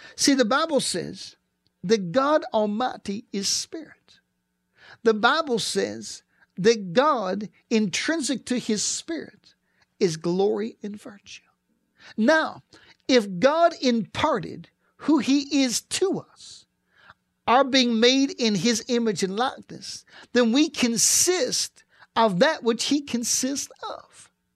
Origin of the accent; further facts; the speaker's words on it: East Pittsburgh, Pennsylvania, United States; I grew up in East Pittsburgh, and I was along the Allegheny River